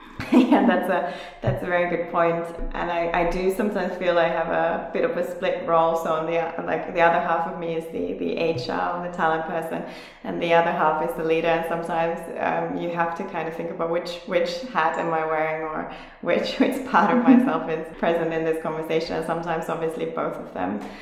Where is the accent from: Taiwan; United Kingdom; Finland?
Finland; moved away as an adult; also born or lived in South Korea; now in Berlin, Germany; I'm originally from Finland, where I also started my career some uh, some ten years ago